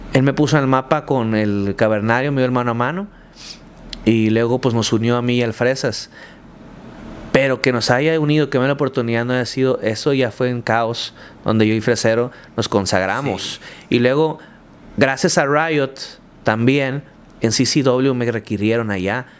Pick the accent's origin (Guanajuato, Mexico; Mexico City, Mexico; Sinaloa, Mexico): Sinaloa, Mexico; Culiacán; soy de Culiacán, soy así, mi estilo de vida es así, o hablo así, o soy así en el ring y tengo este carisma. ¿Por qué? Soy de Sinaloa